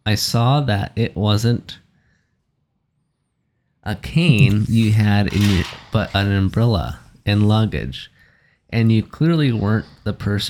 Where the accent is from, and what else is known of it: the Dakotas, United States